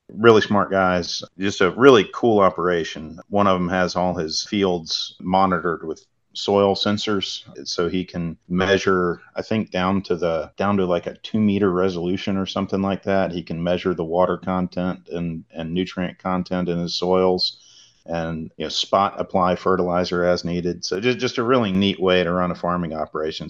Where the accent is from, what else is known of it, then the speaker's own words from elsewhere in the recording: Salisbury, North Carolina, United States; I'm from Salisbury, which is right in North Carolina's grain belt